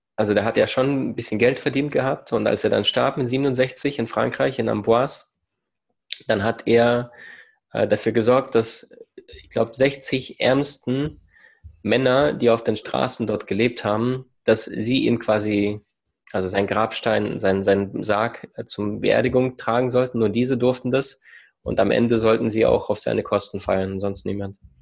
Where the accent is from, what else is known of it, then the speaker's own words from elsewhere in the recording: Ukraine; also born or lived in Siberia; now in Germany; meine Kindheit in der Ukraine, im Rattenloch, in dieser Armut